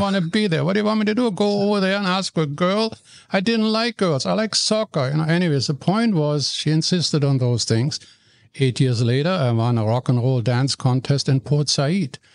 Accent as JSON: {"language": "English", "town": "Cologne", "region": "North Rhine-Westphalia", "country": "Germany", "tie": "born or raised there", "second_language": "English", "moved": "as an adult", "lives_now": "Vancouver, Canada", "said": "I'm born in Germany, in Cologne, in the city of Cologne"}